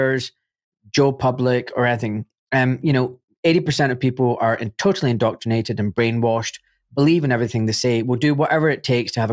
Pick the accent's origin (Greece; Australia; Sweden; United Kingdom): United Kingdom; Glasgow, Scotland; being a Glaswegian